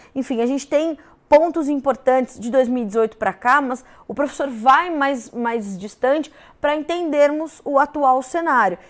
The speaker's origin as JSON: {"language": "Portuguese", "country": "Brazil", "said": "enquanto brasileiros"}